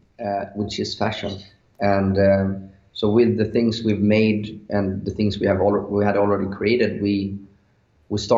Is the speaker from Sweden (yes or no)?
yes; Sweden; English is a second language; we're from Sweden, and we were very young. So, you know, the English wasn't that good.